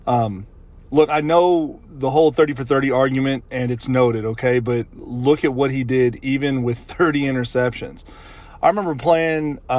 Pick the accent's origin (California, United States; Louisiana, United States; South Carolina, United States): Louisiana, United States; my home state of Louisiana